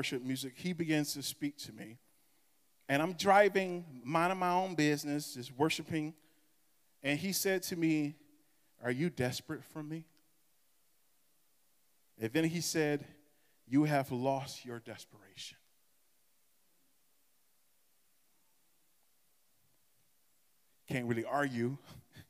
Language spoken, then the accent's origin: English; Michigan, United States; I am from Michigan.